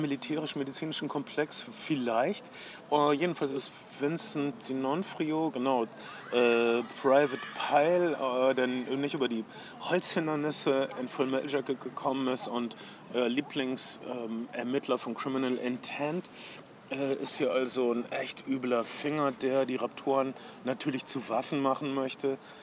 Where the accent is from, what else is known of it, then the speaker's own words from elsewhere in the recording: Ostwestfalen-Lippe, North Rhine-Westphalia, Germany; Ich komme aus der Gegend Ostwestfalen-Lippe